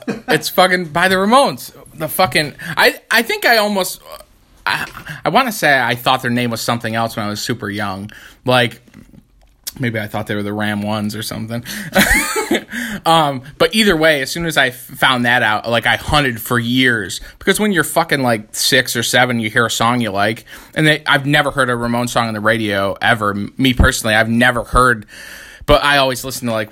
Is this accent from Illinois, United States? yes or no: no; Canastota, New York, United States; obviously we grew up in Canastota. It's like Canastota Chittenango area, so it's like 25 minutes outside of the city.